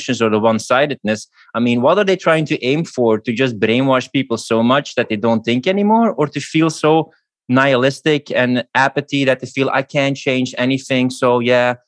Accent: Belgium; moved away as an adult; It's my home country, but it's also the reason partly why I left Belgium

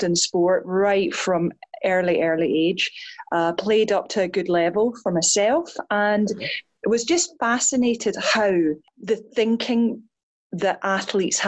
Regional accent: Scotland, United Kingdom; I'm Scottish

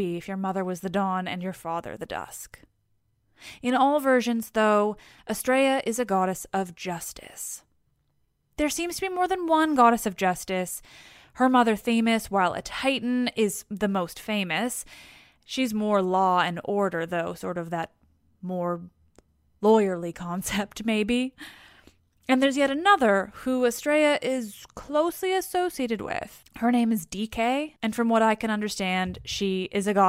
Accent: Canada; I'm Canadian

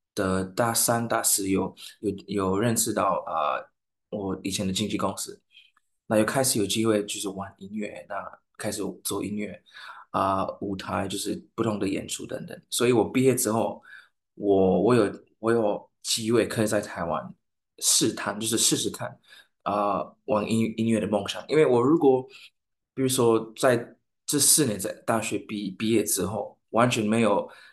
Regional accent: St. Lucia; Chinese is a second language; moved away as an adult; now in Taiwan; 我来自圣鲁西亚

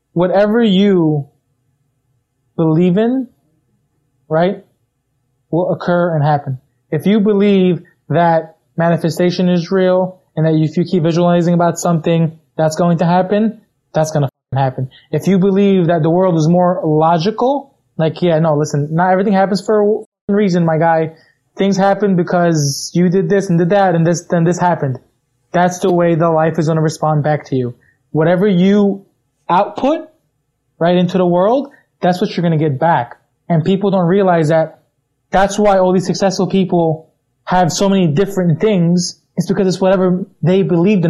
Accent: New York, United States; I'm from New York

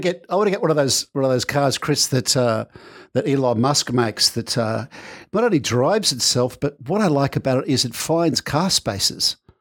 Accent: Manly, New South Wales, Australia; also born or lived in United Kingdom; I was born in Manly Hospital.

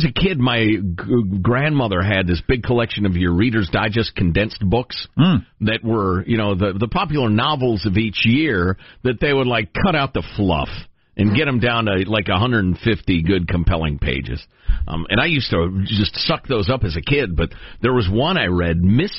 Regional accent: Midwest, United States; Growing up in the Midwest, of course, we had a basement.

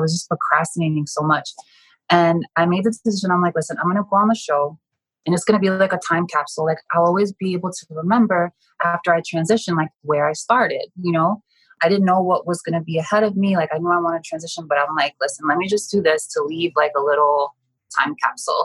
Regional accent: New Jersey, United States; I grew up in North Jersey, which is about seven miles outside of Manhattan.

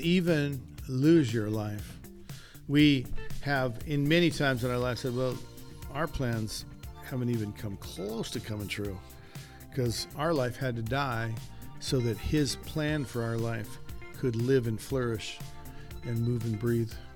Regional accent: United States; also born or lived in Oroville; I am an American

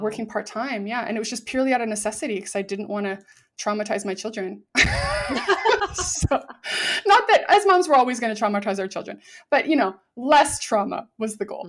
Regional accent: Vancouver, British Columbia, Canada; I'm from Vancouver, Canada

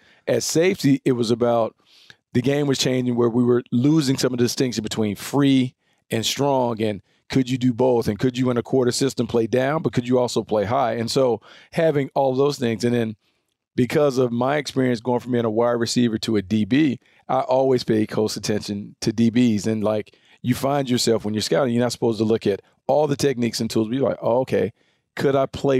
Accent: the South, United States; So, but you guys know I'm from the South.

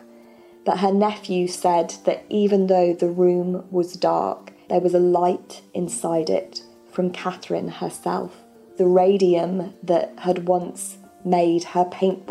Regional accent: England, United Kingdom; I'm from England

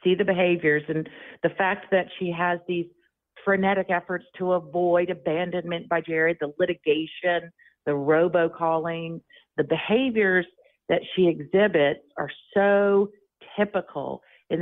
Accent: Jacksonville Beach, Florida, United States; This happened in my hometown. My sister lives 7 blocks away from where this happened

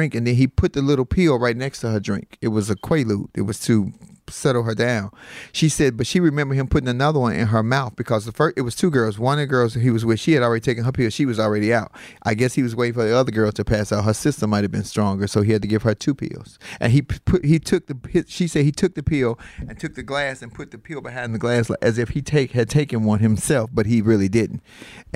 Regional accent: Chicago, Illinois, United States; I'm from Chicago

